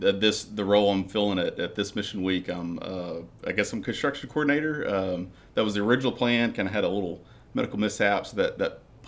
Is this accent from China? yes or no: no; Vilonia, Arkansas, United States; I'm from Vilonia.